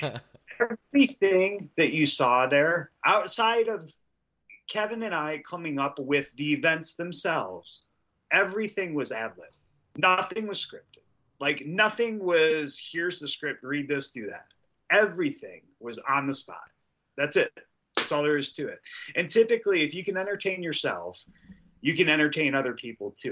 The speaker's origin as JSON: {"language": "English", "town": "Detroit", "region": "Michigan", "country": "United States", "tie": "born or raised there", "said": "we're both from Detroit"}